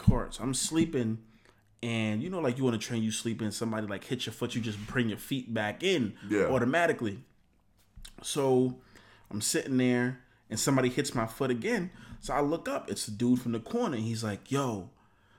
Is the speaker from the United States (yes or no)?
yes; New York City, New York, United States